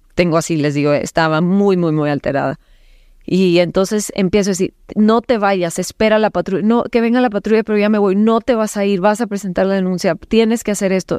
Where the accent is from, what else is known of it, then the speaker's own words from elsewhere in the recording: Cananea, Sonora, Mexico; nací en Cananea, Sonora